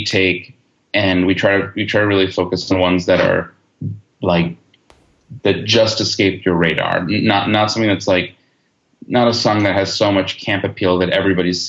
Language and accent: English; Long Island, New York, United States; moved away as an adult; now in Los Angeles, United States; I grew up on Long Island and went to NYU and lived in the city for a really long time